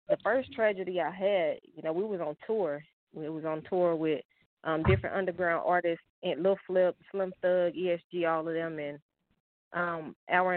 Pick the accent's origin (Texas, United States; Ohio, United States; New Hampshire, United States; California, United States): Texas, United States; Dallas; I'm from Dallas, Texas